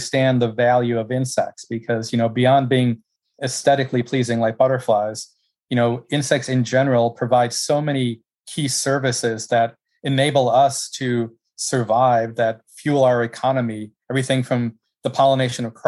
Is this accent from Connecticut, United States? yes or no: no; Caledonia, Wisconsin, United States; moved away as an adult; also born or lived in Minnesota; now in Gainesville, United States; It was in Southeast Wisconsin